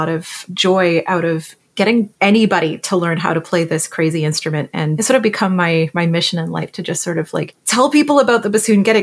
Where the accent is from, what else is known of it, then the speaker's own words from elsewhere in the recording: Ottawa, Ontario, Canada; also born or lived in Cleveland / Philadelphia; now in Toronto, Canada; I'm from Ottawa, Ontario, originally, now living in Toronto